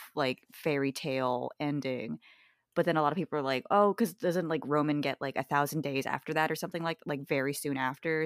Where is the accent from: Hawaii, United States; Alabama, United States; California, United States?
Hawaii, United States; now in Pacific Northwest, United States; I'm from Hawaii